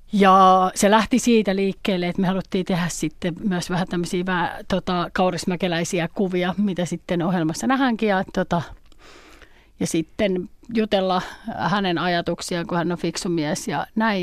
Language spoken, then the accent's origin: Finnish; Nakkila, Satakunta, Finland; also born or lived in Pori; Mä oon Nakkilasta kotoisin